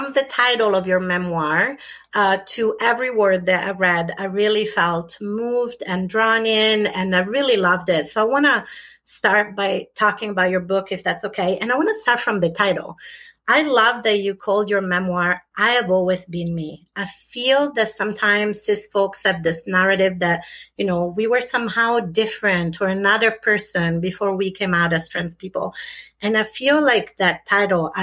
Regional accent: Italy; moved away; I was brought up in Italy, completely different country at a different time

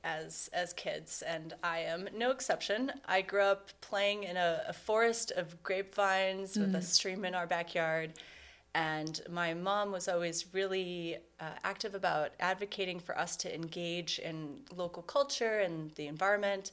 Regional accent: Cleveland, Ohio, United States; moved away; I'm originally from Cleveland, and I left for 17 years, and last year I decided to come back

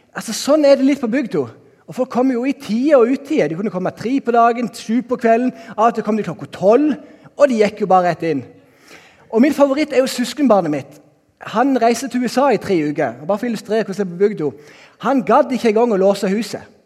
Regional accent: Norway; also born or lived in Bergen; now in Kristiansand, Norway; hjemme på Haua, der jeg er oppvokst

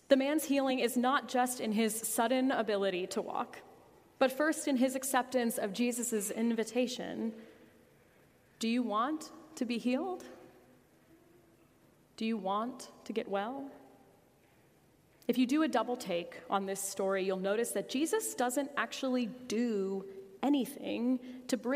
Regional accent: United States; As American Christians

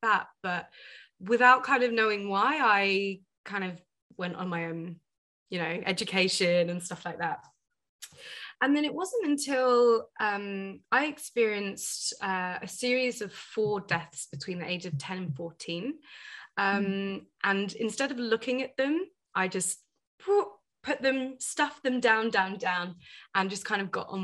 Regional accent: United Kingdom; also born or lived in Asia; I'm a first generation British Indian woman, right? So my parents moved over

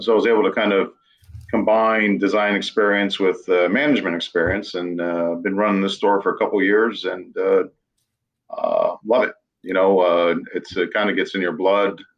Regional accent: New England, United States; moved away as an adult; also born or lived in western United States; I grew up in New England, lived out west for 15 years after

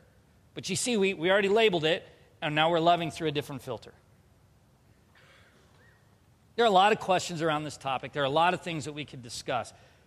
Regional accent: Southern California, United States; I grew up in Southern California

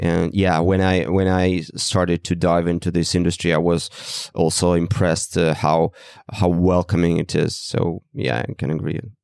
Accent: Russia; moved away; from Russia initially

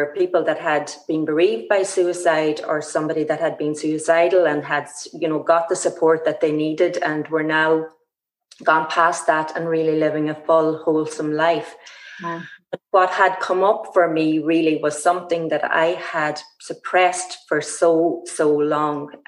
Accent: Ballybofey, County Donegal, Ireland; my hometown here, Stranraer Ballybofey

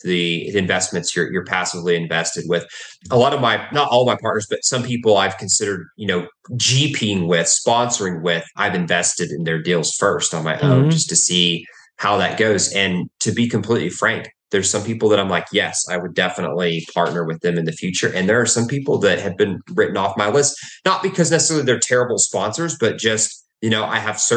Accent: Texas, United States; also born or lived in Oklahoma; I was born in Oklahoma and I've grown up in Texas.

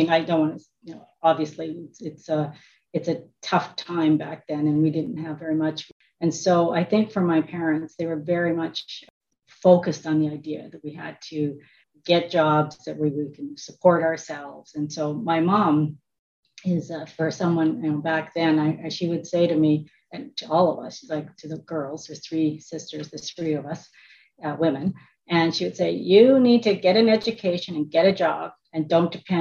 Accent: Quill Lake, Saskatchewan, Canada; I was born in Quill Lake, Saskatchewan. The town has 500 people, and it's that includes the cats and dogs, but it's a very small little village in Saskatchewan. My parents immigrated from China. So my dad was here in 49 and my mom came over in 59. And so I was raised

